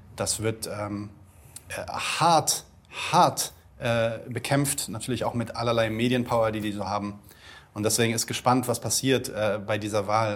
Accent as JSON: {"language": "German", "country": "Germany", "said": "bei uns in Deutschland"}